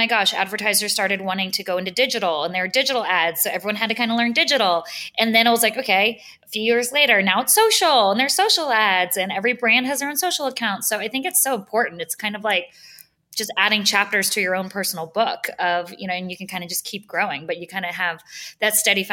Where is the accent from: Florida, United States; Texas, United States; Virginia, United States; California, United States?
Texas, United States; Houston; moved away as an adult; also born or lived in New York City; I grew up in Houston, Texas